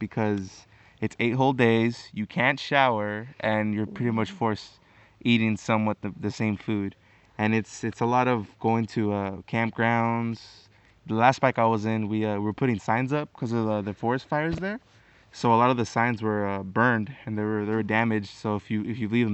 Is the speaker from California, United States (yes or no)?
yes; Corona, California, United States; I come from Corona, California, SoCal